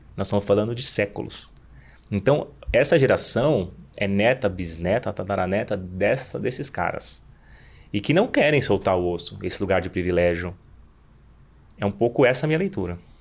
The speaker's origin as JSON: {"language": "Portuguese", "region": "Southeast Brazil", "country": "Brazil", "tie": "born or raised there", "said": "nós brasileiros que nascemos no Sudeste"}